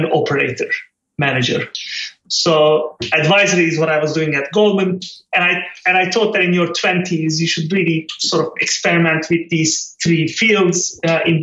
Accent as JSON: {"language": "English", "country": "Turkey", "tie": "born or raised there", "moved": "as an adult", "said": "I grew up on the Mediterranean coast of Turkey, on the west, in a small city, and lovely childhood"}